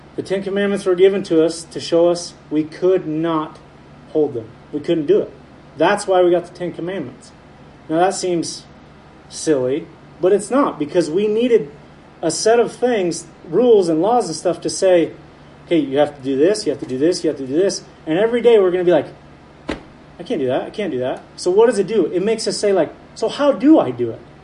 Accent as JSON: {"language": "English", "town": "Heppner", "region": "Oregon", "country": "United States", "tie": "born or raised there", "said": "where I grew up over in Heppner"}